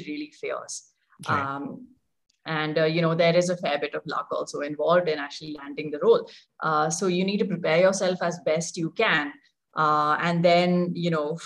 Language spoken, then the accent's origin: English; Mumbai, Maharashtra, India; moved away as an adult; also born or lived in Hyderabad; I was born and brought up there.